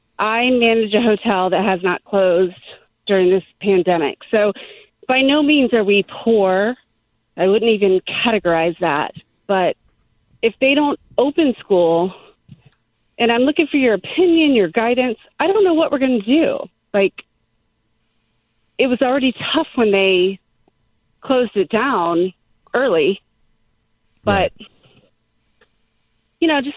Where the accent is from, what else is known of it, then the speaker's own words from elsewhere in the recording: Tampa, Florida, United States; moved away as an adult; now in Pennsylvania, United States; Born and raised in Tampa